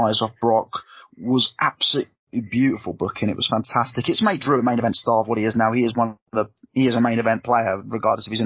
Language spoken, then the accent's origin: English; Haywards Heath, South East England, United Kingdom; my hometown of Hayward-Teeth